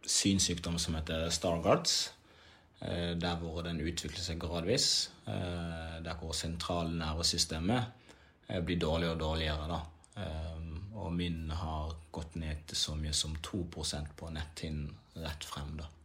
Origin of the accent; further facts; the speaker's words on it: DR Congo; now in Norway; Jeg kom fra et liv der hvor jeg kom fra krig, nær døden. Jeg kom fra å bo i flyktningsland mange år til å komme til Norge.